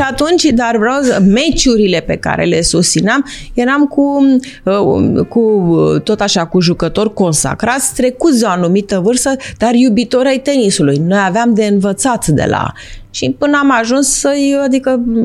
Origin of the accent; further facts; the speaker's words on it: Bucharest, Romania; eram din București